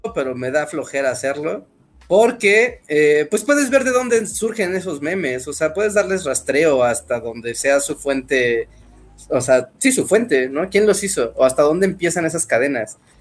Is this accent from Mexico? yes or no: yes; Mexico City, Mexico; yo soy de Ciudad de, México, nacido, crecido y vivido ahí.